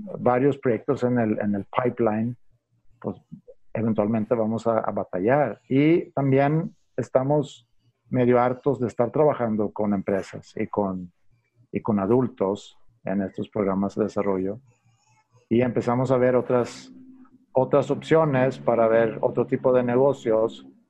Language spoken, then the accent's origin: Spanish; Sweden; Spanish is a second language; moved away as an adult; also born or lived in Stockholm; now in Mexico; estudié administración en la Universidad de Estocolmo y cuando terminé mis estudios, eh, pues por, por, por, el amor, puedo decir, eh, quise venir a México para tratar de, bueno, aprender español